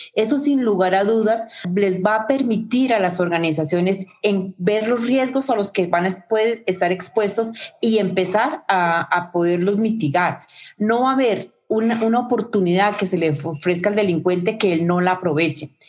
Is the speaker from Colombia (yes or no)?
yes; Colombia; mi propio país, Colombia